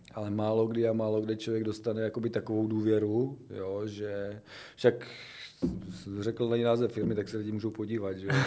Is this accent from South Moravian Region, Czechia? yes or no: yes; a village near Brno, South Moravian Region, Czechia; já jsem z dědiny, že jo, původně kousek za Brnem